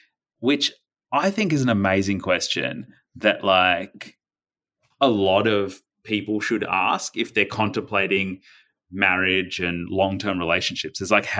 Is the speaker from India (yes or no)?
yes; Delhi, India; born there; And then I was born just outside of Delhi, New Delhi in India.